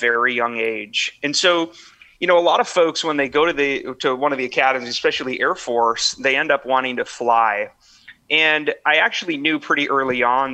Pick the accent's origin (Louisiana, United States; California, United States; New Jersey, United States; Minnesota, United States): Minnesota, United States; northern; moved away as an adult; I'm from a small, small town in northern Minnesota